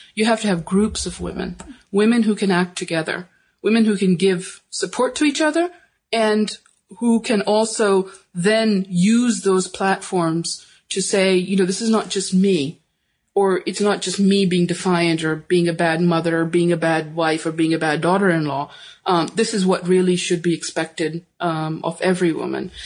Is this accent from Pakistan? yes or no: yes; Pakistan; I'm from Pakistan